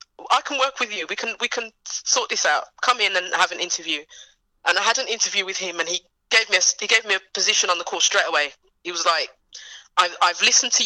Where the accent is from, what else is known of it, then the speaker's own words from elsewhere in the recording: United Kingdom; I'm from the UK, but my family's from Jamaica.